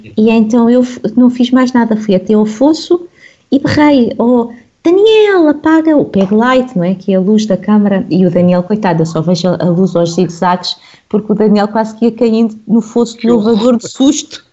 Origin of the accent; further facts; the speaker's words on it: Lisbon, Portugal; cresci aqui em Lisboa